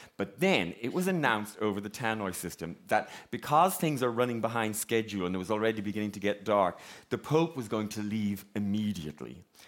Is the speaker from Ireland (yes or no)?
yes; Ballinrobe, Connacht, Ireland; I am from a small town in County Mayo called Ballinrobe